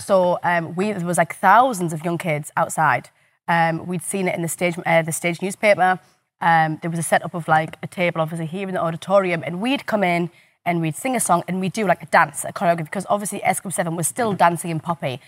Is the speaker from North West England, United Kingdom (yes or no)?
no; the North East, North East England, United Kingdom; I'm from the Northeast and I'm on telly